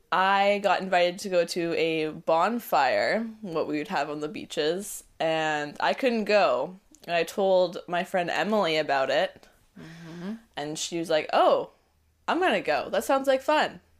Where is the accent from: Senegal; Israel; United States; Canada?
Canada; Vancouver, British Columbia; moved away as an adult; now in Toronto, Canada; I am from Vancouver.